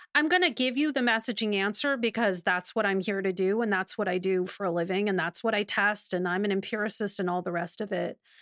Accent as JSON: {"language": "English", "region": "Wisconsin", "country": "United States", "said": "Wisconsin, an incredibly important battleground, also coincidentally my home state"}